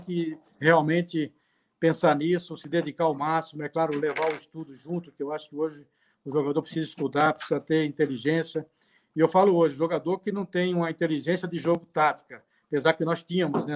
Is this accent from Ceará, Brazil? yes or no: no; Cubatão, São Paulo, Brazil; also born or lived in Rio de Janeiro; eu sou carioca, assim, nasci no Rio, né? Nasci, fui com seis meses, uma idade, fui para Cubatão, que é o Jardim Casqueiro, que é de Cubatão